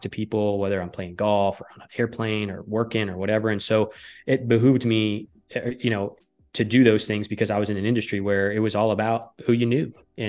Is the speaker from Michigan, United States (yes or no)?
yes; Michigan, United States; also born or lived in Connecticut / New York City; now in Texas, United States; I grew up in the Northern Michigan. I lived in Connecticut. I worked for ESPN. And then I moved to New York City for like 6 months.